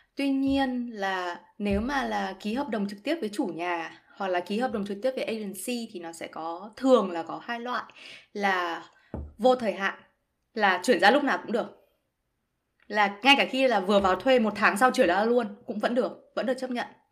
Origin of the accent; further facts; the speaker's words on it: Vietnam; moved away as an adult; now in Germany; mình là người Việt Nam